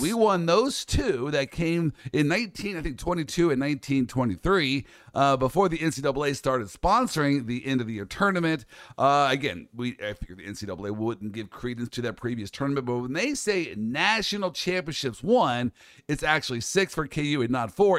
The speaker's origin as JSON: {"language": "English", "town": "Kansas City", "region": "Kansas", "country": "United States", "said": "I'm from the Midwest, Kansas City"}